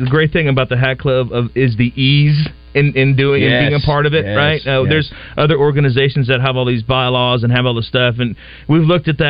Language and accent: English; San Antonio, Texas, United States; I'm a transplant from San Antonio.